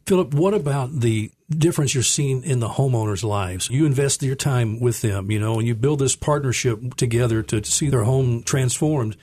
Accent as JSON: {"language": "English", "town": "Memphis", "region": "Tennessee", "country": "United States", "tie": "born or raised there", "said": "I grew up here in Memphis"}